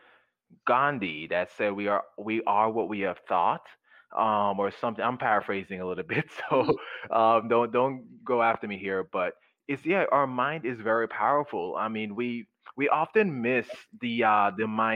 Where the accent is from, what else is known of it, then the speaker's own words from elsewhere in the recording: Jamaica; moved away; when I was growing up in Jamaica